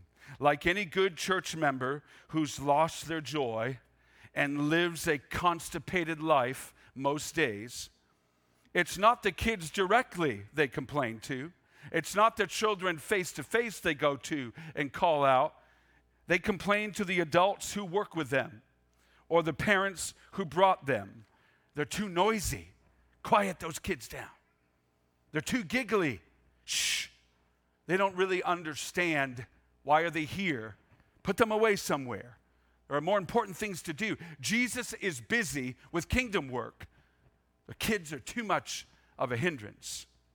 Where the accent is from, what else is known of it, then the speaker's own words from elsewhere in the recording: Maine, United States; I grew up in Pasty, Maine. I use the word pasty because the gray you see outside today was pretty much my existence growing up, even in July and August, for goodness sakes. It's really cold in Maine.